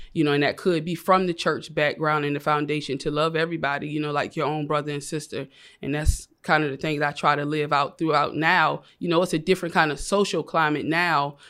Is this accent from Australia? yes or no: no; Savannah, Georgia, United States; moved away as an adult; now in Atlanta, United States; I was born and raised in Savannah, Georgia. I moved to Atlanta about three years, so I'm fresh out of Savannah